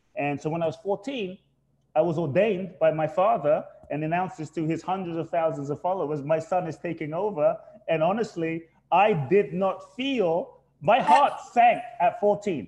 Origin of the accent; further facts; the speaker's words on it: London, United Kingdom; moved away as an adult; also born or lived in Ghana; now in United States; I was born in Ghana, West Africa. My father's from Ghana, my mother's Japanese. I grew up in London.